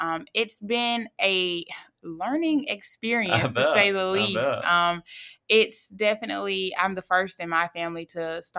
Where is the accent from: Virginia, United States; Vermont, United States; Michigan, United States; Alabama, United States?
Alabama, United States; Fairhope; also born or lived in Monroeville; I was born in Monroeville, Alabama, and I moved to Fairhope, Alabama when I was in middle school, graduated from Fairhope High School, go Pirates.